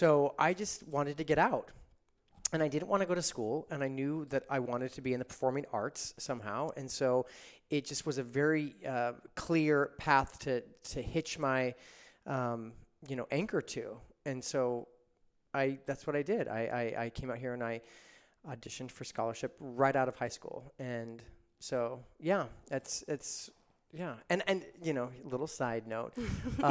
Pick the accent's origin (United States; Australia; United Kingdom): United States; Reno, Nevada; moved away as an adult; now in Los Angeles, United States; I grew up in Reno, Nevada, which is just one state over.